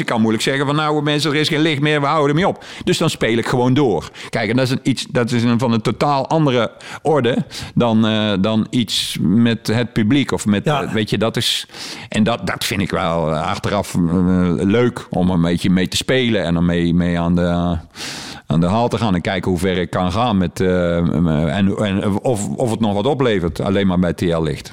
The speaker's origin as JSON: {"language": "Dutch", "town": "Heeswijk", "region": "North Brabant", "country": "Netherlands", "said": "ik kom hier uit Heeswijk."}